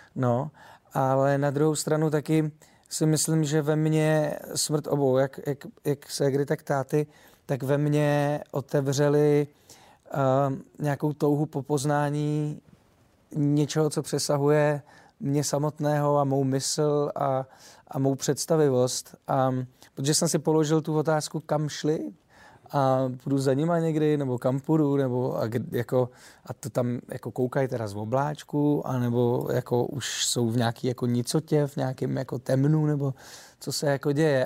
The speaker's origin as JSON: {"language": "Czech", "country": "Czechia", "accent": "short vowels (krátký zobák)", "moved": "yes", "lives_now": "Prague, Czech Republic", "said": "já jsem Čech"}